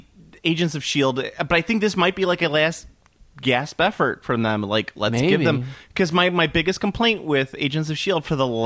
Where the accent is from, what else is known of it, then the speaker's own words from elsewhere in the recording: Chicago, Illinois, United States; we're both from Chicago